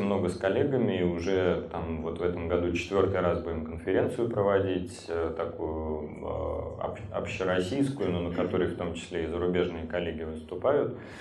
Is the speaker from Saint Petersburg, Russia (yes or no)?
yes; Saint Petersburg, Russia; я живу, родился в Петербурге